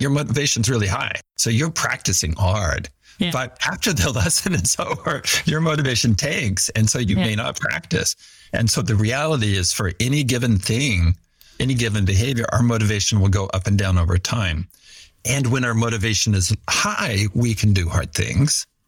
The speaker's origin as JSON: {"language": "English", "town": "Fresno", "region": "California", "country": "United States", "tie": "born or raised there", "also_born_or_lived": "Maui, Hawaii", "said": "I grew up in Fresno, California, and worked pretty hard in school"}